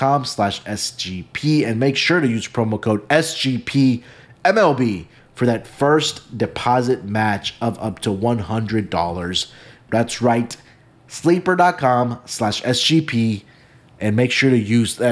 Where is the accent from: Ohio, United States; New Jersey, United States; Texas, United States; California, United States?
Texas, United States; Houston; I'm going to take my hometown team. I'm going to take the Houston Astros